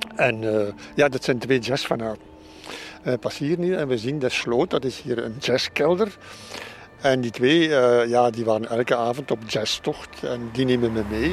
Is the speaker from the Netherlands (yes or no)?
no; Flanders, Belgium; moved away as an adult; now in Berlin, Germany; wij zijn Vlamingen